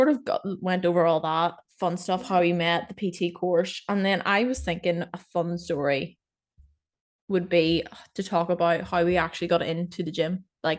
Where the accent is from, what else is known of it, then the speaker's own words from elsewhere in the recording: Ireland; So yeah, I'm from Ireland.